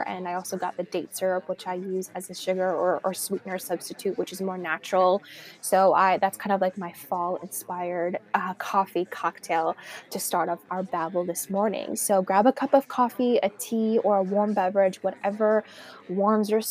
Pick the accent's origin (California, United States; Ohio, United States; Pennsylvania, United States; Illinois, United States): California, United States; also born or lived in Miami, Florida; now in New York City, United States; Growing up in California and also living in Florida for some time, it was always sunshine.